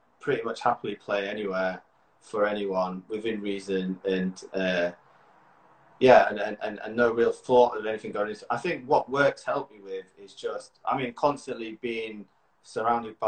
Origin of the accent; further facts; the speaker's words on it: Yorkshire and the Humber, United Kingdom; moved away as an adult; also born or lived in Leeds / York; now in London, United Kingdom; I'm a Yorkshire boy, Leeds guy, York guy.